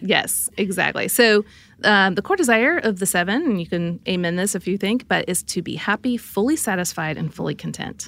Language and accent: English; Midwest, United States; I grew up in the Midwest